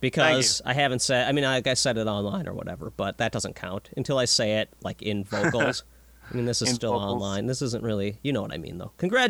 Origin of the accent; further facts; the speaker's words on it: Minnesota, United States; I'm from Minnesota